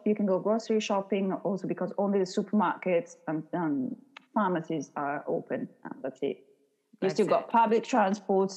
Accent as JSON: {"language": "English", "country": "Italy", "tie": "born or raised there", "also_born_or_lived": "Australia", "moved": "as an adult", "lives_now": "London, United Kingdom", "said": "I'm Italian, born and raised in Italy, as Kim mentioned, but my mom is from Scotland"}